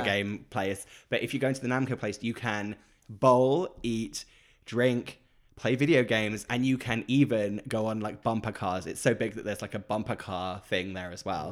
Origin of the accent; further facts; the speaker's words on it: Great Yarmouth, East of England, United Kingdom; where I grew up in Great Yarmouth.